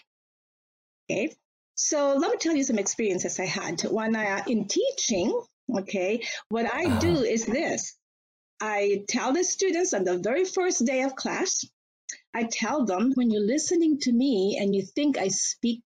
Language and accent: English; Batangas City, Calabarzon, Philippines; moved away as an adult; also born or lived in Manila, Philippines; now in United States; I was born and raised in Batangas City, Philippines. I am a Batanganian